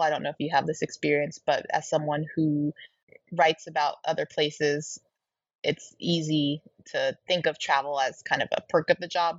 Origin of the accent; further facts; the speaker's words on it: Colorado, United States; moved away; also born or lived in Toronto; my home state of colorado um, at this bookstore the tattered cover which is a bookstore i grew up loving